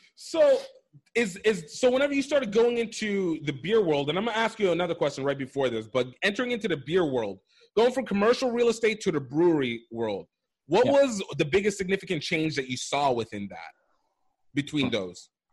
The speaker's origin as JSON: {"language": "English", "region": "Iowa", "country": "United States", "tie": "born or raised there", "said": "I'm an Iowa guy too. I was I was raised in Iowa"}